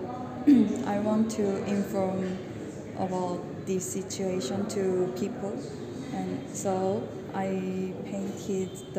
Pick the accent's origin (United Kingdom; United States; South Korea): South Korea; my culture, Korea